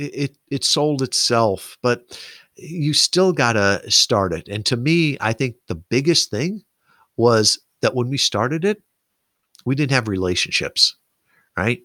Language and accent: English; Kalamazoo, Michigan, United States; here in my hometown of Kalamazoo, Michigan